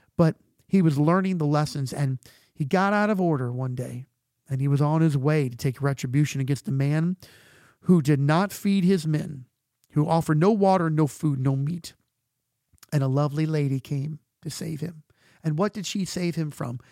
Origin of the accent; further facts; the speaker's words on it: United States; we're American